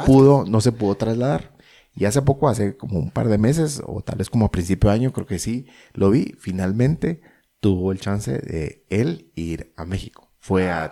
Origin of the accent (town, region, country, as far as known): Guatemala